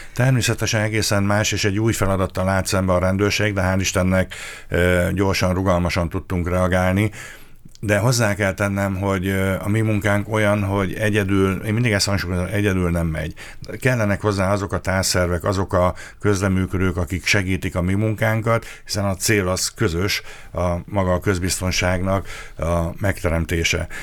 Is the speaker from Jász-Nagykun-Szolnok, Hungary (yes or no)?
yes; Karcag, Jász-Nagykun-Szolnok, Hungary; moved away as an adult; also born or lived in Eger; now in Miskolc, Hungary; nekem a szülőhelyem Jásznakun Szolnok megye, Karcegi származásúként